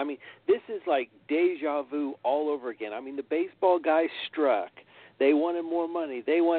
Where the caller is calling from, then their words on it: Indianapolis, Indiana, United States; I'm calling from Indianapolis, Indiana.